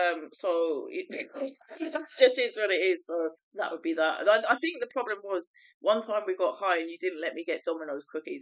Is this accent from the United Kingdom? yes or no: yes; United Kingdom; moved away as an adult; now in France; Really, so you know, I'm the British one. I'm actually French now. I live in France